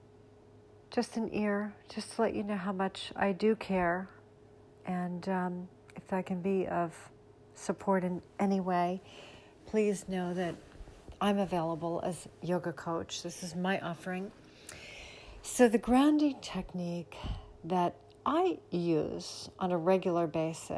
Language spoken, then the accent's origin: English; Sarasota, Florida, United States; my hometown, Sarasota, Florida